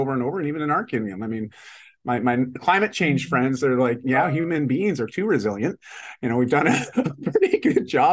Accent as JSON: {"language": "English", "area": "outside of Toronto", "region": "Ontario", "country": "Canada", "tie": "born or raised there", "moved": "as an adult", "lives_now": "Vancouver, Canada", "said": "I grew up outside of Toronto"}